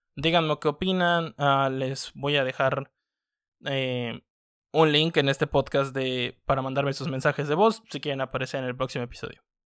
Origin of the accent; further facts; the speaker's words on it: Mexico; nos identifica como mexicanos